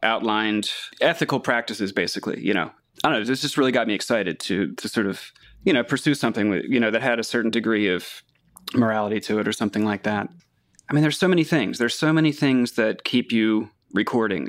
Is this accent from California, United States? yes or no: no; Catonsville, Maryland, United States; Catonsville, Maryland, which is just about six miles outside Baltimore